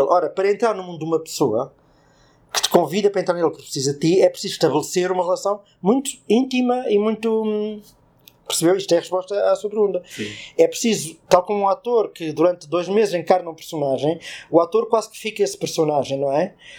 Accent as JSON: {"language": "Portuguese", "country": "Portugal", "said": "como português"}